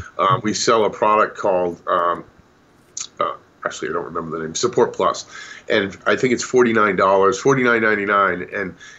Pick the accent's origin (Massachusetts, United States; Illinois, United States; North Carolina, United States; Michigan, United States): Massachusetts, United States; Boston; I grew up in the Boston area, in the Northeast, my entire life.